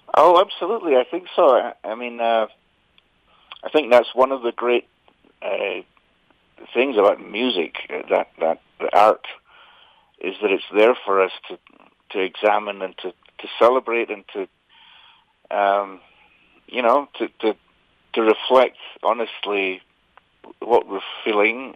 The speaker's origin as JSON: {"language": "English", "region": "Scotland", "country": "United Kingdom", "tie": "born or raised there", "said": "I grew up in Scotland playing traditional music"}